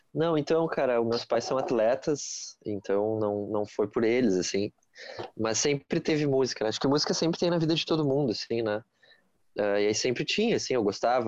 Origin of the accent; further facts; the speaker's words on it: Porto Alegre, Rio Grande do Sul, Brazil; sou aqui de Porto, Porto Alegre